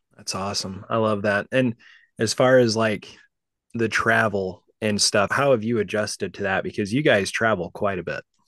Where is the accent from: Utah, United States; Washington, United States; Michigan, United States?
Utah, United States; now in Kansas City, United States; I grew up in Utah